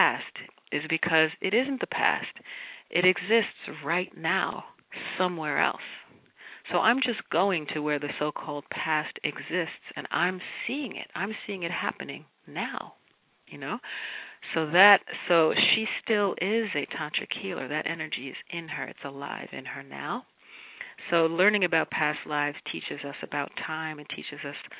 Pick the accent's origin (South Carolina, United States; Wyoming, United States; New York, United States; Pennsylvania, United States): New York, United States; I'm a New Yorker